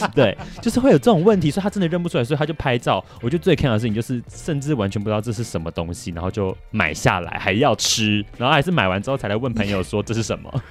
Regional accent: Taiwan; 他不知道我是台湾人

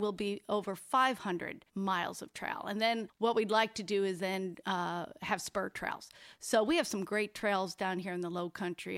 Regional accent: Buffalo, New York, United States; now in Bluffton, United States; I am from Buffalo.

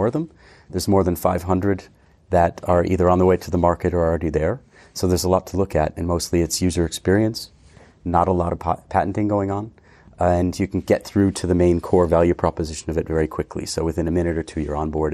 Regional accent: near Boston, Massachusetts, United States; moved away as an adult; also born or lived in London; now in Switzerland; I'm originally from near Boston, 2 hours west, and we have more horses than people, basically. Okay. Grew up playing ice hockey

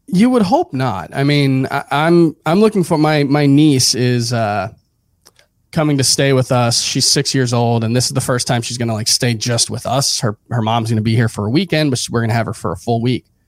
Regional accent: Hialeah, Florida, United States; moved away as an adult; also born or lived in Miami / Broward; now in New York, United States; grew up in South Florida. I was born in Hialeah, Uh, lived in South Florida actually for the first thirty, thirty-one years of my life. Uh, just moved to New York a year and a half ago

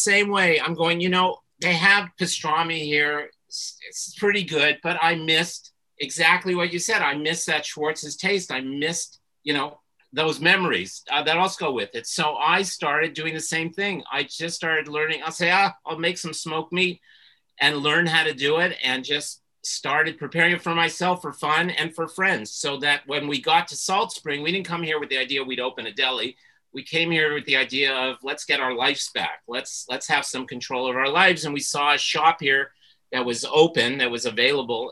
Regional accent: Montreal, Quebec, Canada; growing up in Montreal

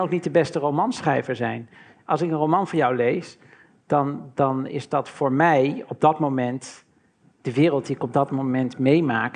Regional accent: Maarn, Utrecht, Netherlands; also born or lived in Maarsbergen; mijn jeugd doorbracht in Maren en Maarsbergen, in, in dorpjes

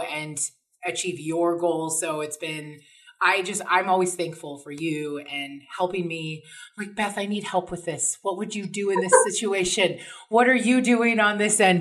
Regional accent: Oregon, United States; now in Las Vegas, United States; I grew up in Oregon, so I'm very familiar with little tiny towns

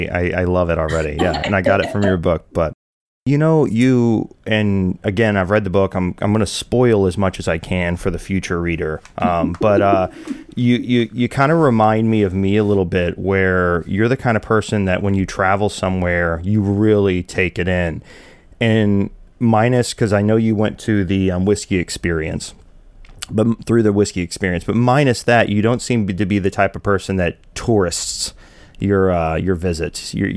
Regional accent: the South, United States; I'm from the South, so I love Southern hospitality and folk and culture and colors and flavors and everything you get from it.

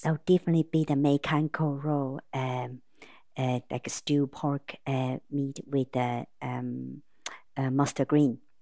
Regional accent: Taipei, Taiwan; moved away as an adult; now in Sligo, Ireland; I'm from Taipei, Taiwan

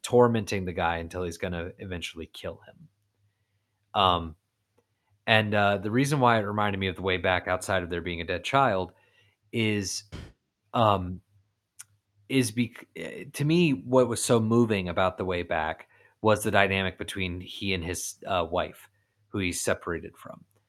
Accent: Florida, United States; I'm from Florida

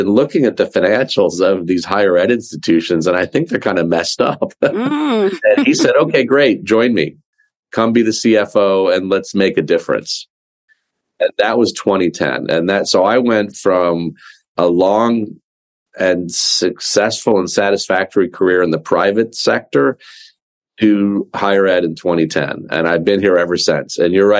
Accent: Ann Arbor, Michigan, United States; So I grew up in Ann Arbor, like you said, and my parents had one. They were both Michigan grads.

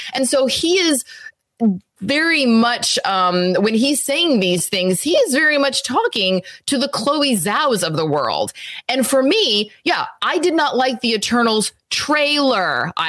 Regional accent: Texas, United States; also born or lived in Louisiana; I'm from Texas and Louisiana.

